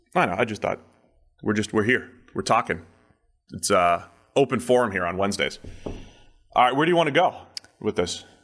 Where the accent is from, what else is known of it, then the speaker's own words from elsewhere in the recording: New England, United States; now in Cincinnati, United States; I grew up in New England